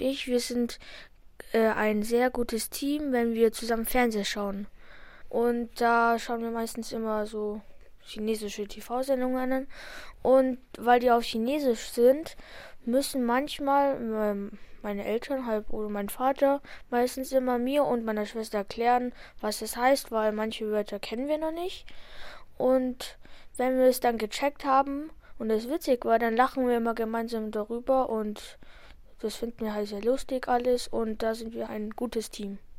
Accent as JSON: {"language": "German", "country": "Germany", "tie": "born or raised there", "said": "Meine Familie kommt aus China, aber ich bin in Deutschland aufgewachsen"}